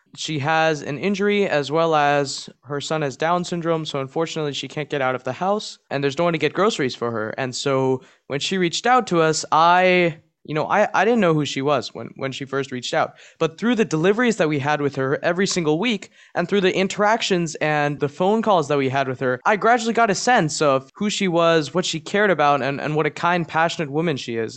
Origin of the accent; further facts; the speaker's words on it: Maryland, United States; Maryland, which is my home state